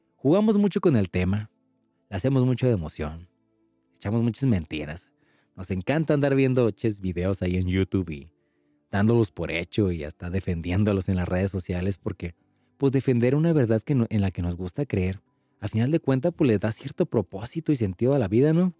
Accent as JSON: {"language": "Spanish", "country": "Mexico", "said": "los que somos mexicanos"}